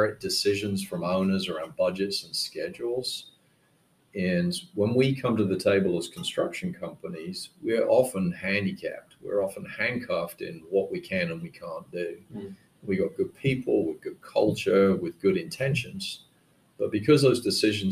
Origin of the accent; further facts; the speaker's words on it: United Kingdom; moved away as an adult; now in United States; I went back to the UK and worked for a startup